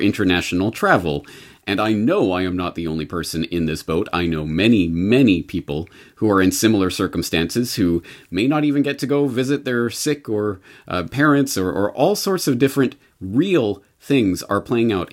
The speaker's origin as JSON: {"language": "English", "country": "Canada", "moved": "yes", "lives_now": "Japan", "said": "I am a Canadian living in Japan"}